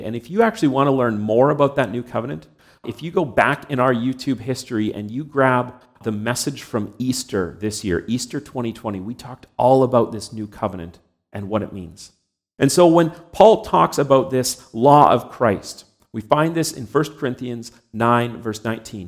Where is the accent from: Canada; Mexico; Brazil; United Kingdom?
Canada; I was born and raised here in Canada.